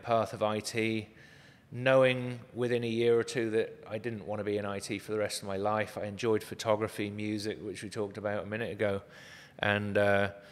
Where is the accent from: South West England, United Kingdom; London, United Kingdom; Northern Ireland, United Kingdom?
South West England, United Kingdom; Cornwall; now in Arizona, United States; I was raised in Cornwall, which is the most southwesterly point of the UK.